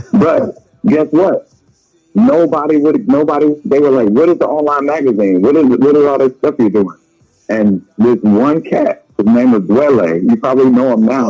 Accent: Leesville, Louisiana, United States; Growing up in Leesville, Louisiana, we didn't have there were no fancy people around us

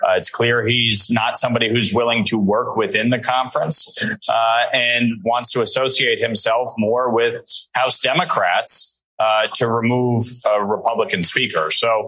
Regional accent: New York, United States; dealing with our southern border, which in my home state of New York has created an absolute calamity.

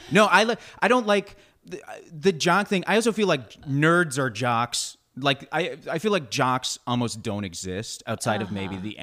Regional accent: the Bay Area, California, United States; I am from the Bay.

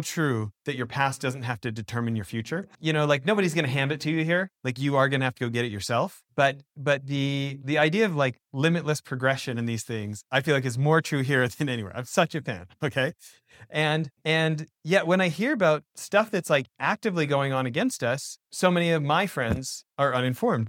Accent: Canada; moved away as an adult; now in United States; so I'm an American born abroad. I grew up in, you know, my dad's American, grew up in Canada.

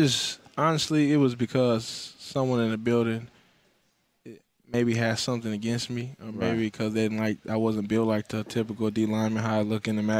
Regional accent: Los Angeles, California, United States; I'm from Los Angeles, California, Baldwin Village area.

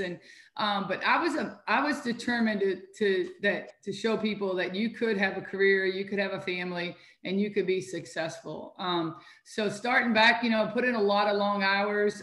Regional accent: Louisville, Kentucky, United States; also born or lived in Cincinnati, Ohio; I was born and raised in Louisville, Kentucky

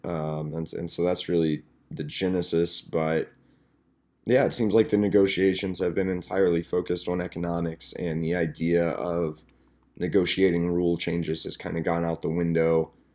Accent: Amarillo, Texas, United States; my hometown of Amarillo, Texas

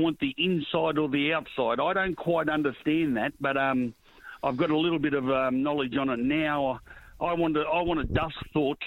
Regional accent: Sydney, New South Wales, Australia; growing up in Erskineville and Newtown, walking dogs around the street

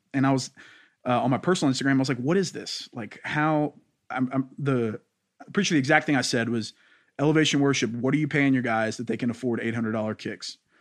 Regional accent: Louisiana, United States; I'm from Louisiana, and so everybody there is very black or white

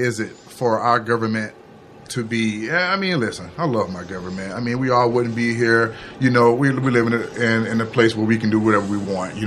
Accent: Pensacola, Florida, United States; moved away; also born or lived in Sarasota, Florida; I'm from Pensacola, so once I moved down to Sarasota

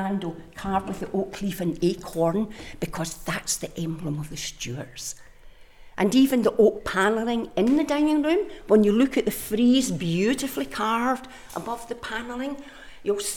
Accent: Glasgow, Scotland, United Kingdom; moved away; also born or lived in Isle of Bute; Me being a Glaswegian

